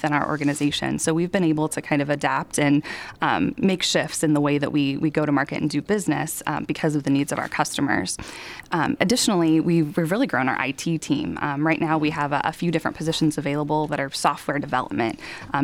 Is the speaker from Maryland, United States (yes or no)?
no; Danville, Indiana, United States; I grew up in Danville, Indiana, so just west of Indianapolis.